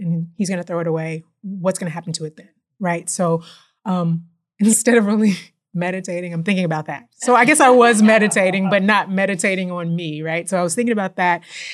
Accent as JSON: {"language": "English", "town": "Houston", "region": "Texas", "country": "United States", "tie": "born or raised there", "also_born_or_lived": "New Orleans, Louisiana", "said": "Moved here when I was about 2 and been here my whole life"}